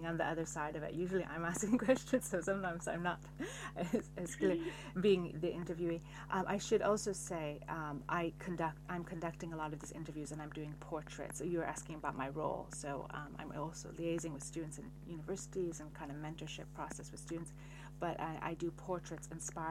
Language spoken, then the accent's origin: English; Seattle, Washington, United States; now in Paris, France; I live in Paris now, though I was born in Seattle